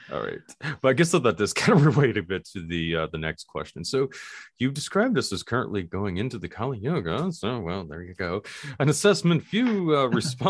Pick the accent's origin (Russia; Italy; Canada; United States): United States; Appalachia; also born or lived in Kentucky; I'm from Appalachia, man. I've grown up like in West Virginia, Kentucky